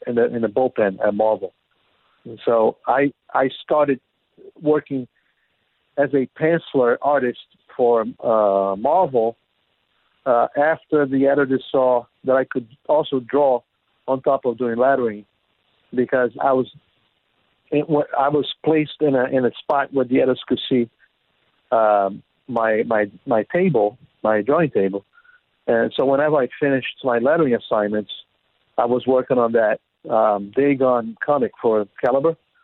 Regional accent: Brazil; moved away; I was born in Brazil

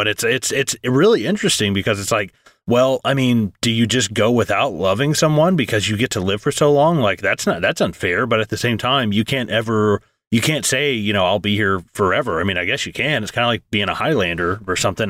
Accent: United States

